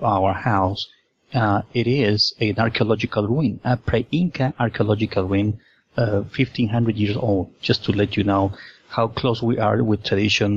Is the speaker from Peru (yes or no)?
yes; Lima, Peru; I was born and raised in Lima, Peru